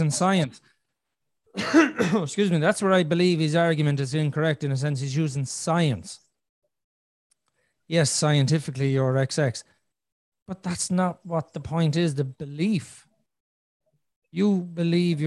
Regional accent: Ireland; I'm Irish because I was born in Ireland

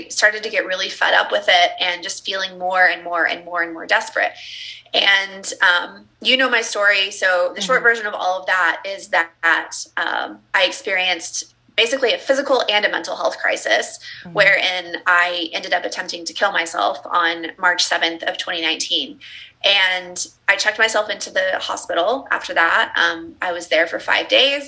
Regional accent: Texas, United States; So I was raised in the Southern Baptist church in the Bible Belt in the South in Texas.

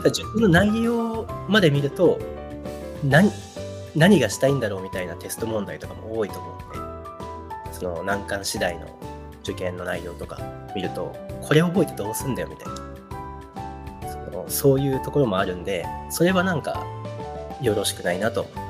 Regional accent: Japan; 自分が育って日本で

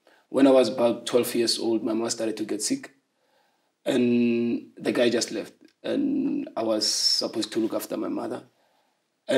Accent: Soshanguve, Gauteng, South Africa; also born or lived in Harangua; I was born in Harangua, but later moved to Soshanguve when I was 8 years old

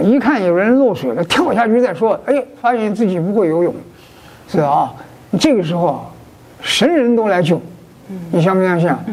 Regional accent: Beijing, China; moved away; 我回那个老家去啊，北平啊，呃，北京啊

